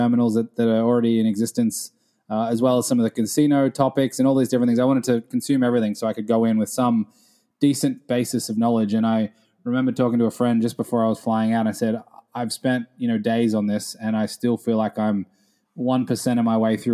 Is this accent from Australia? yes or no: yes; Australia; moved away as an adult; now in New York, United States; growing up in Australia